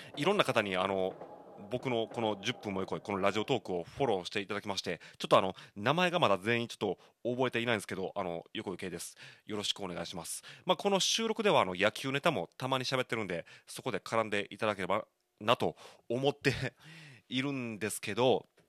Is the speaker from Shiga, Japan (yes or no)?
yes; Shiga, Japan; also born or lived in Osaka; now in Kobe, Japan; 僕大阪生まれ滋賀育ちなわけですけど